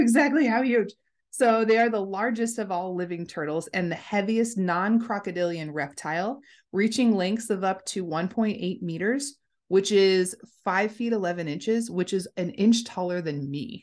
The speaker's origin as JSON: {"language": "English", "country": "United States", "said": "We're American"}